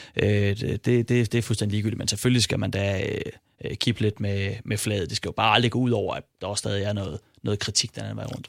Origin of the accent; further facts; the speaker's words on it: Silkeborg, Central Denmark Region, Denmark; jeg er fra Silkeborg